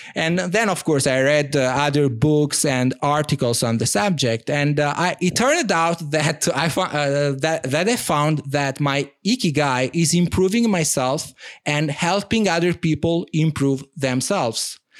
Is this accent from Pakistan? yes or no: no; Italy; first language Italian; English is a second language; moved away as an adult; now in France; I'm, I'm from Italy and like many, um, Italians, I had to learn languages at, uh, at school